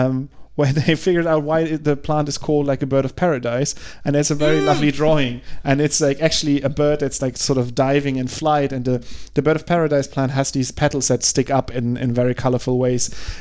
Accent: Germany

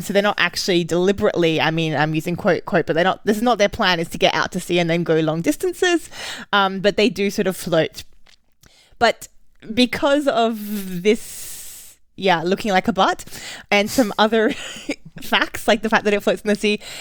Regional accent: Australia; also born or lived in Berlin, Germany; now in London, United Kingdom; I'm Australian

